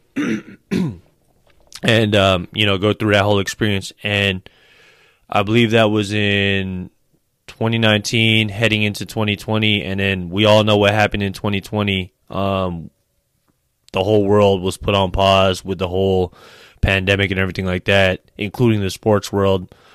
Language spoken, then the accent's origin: English; San Francisco Bay Area, California, United States; I grew up out here in the Bay Area, so I'm a homebody. I'm a homegrown dude.